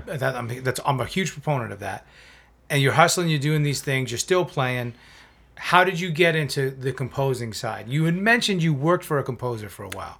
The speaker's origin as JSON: {"language": "English", "region": "South Florida", "country": "United States", "tie": "born or raised there", "also_born_or_lived": "New York", "said": "a community college in South Florida where I was growing up at the time. I'm from New York originally."}